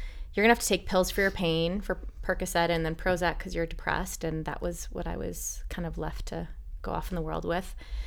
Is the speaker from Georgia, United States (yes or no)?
no; Milwaukee, Wisconsin, United States; I'm from Milwaukee